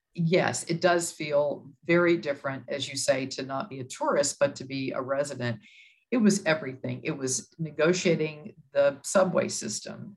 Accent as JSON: {"language": "English", "region": "Texas", "country": "United States", "tie": "born or raised there", "moved": "as an adult", "lives_now": "New York City, United States", "said": "I'm from Texas"}